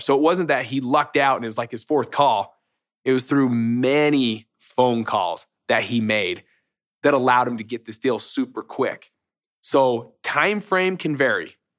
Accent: Utah, United States; I'm from Utah

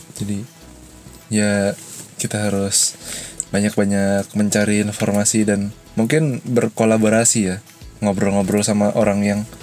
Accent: Balikpapan, East Kalimantan, Indonesia; di kota aku di balik papan

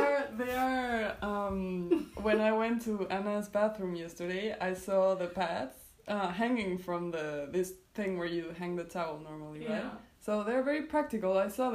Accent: Mexico; now in Hildesheim, Germany; I come from Mexico, and I am here in Hildesheim in the moment.

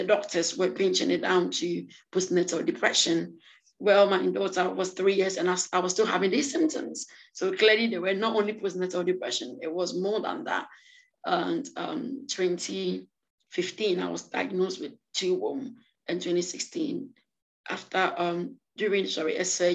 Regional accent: France; also born or lived in Ghana; now in United Kingdom; I was born in Ghana and I grew up in France and I live in the UK now.

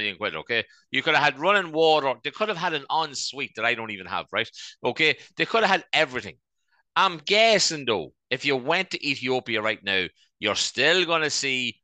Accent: Ireland; our lovely country

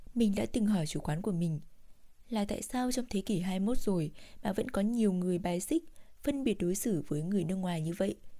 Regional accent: Vietnam; moved away as an adult; now in South Korea; mình là người việt nam

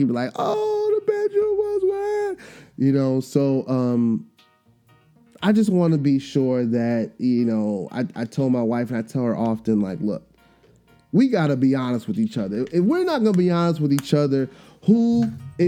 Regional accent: Trinidad & Tobago; I'm Trinidadian

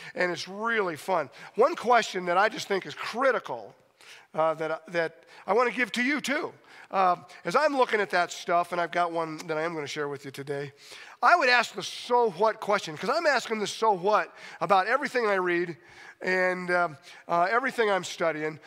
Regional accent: Steamboat Springs, Colorado, United States; I love being in Steamboat. Uh, it's my hometown. I graduated from high school here

